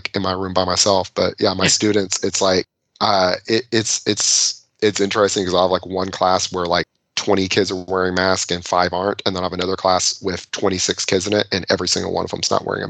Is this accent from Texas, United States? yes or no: yes; Texas, United States; I'm from Texas